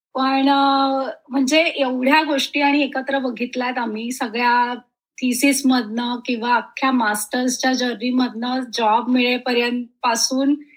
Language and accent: Marathi; Dombivli, Maharashtra, India; also born or lived in Mumbai; मुळाची मी डोंबिवलीची